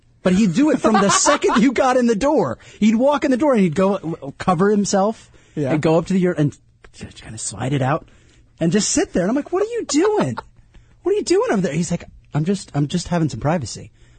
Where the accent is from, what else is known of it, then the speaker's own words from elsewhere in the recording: North Carolina, United States; I'm from North Carolina.